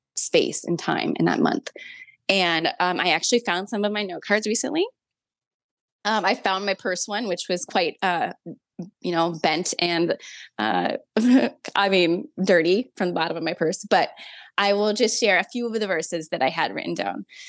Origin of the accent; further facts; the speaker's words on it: Minnesota, United States; now in South Carolina, United States; I'm from Minnesota originally, but I currently live in South Carolina